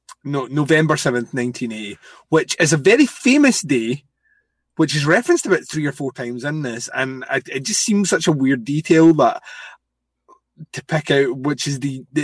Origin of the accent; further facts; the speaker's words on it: Scotland, United Kingdom; I'm a heathen. I'm from Scotland.